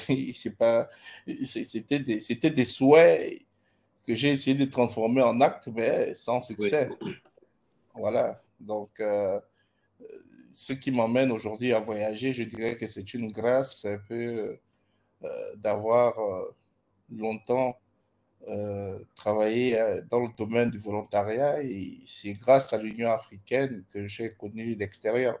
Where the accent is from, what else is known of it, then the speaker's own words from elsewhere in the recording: Gabon; moved away as an adult; now in Ibadan, Nigeria; Je suis gabonais et actuellement, euh, disons que j'ai passé toute, ma, toute mon enfance au Gabon